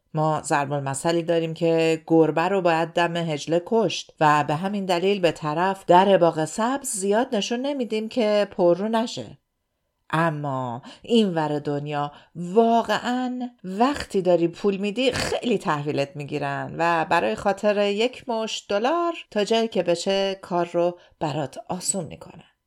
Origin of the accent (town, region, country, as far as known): Iran; moved away as an adult; now in Sydney, Australia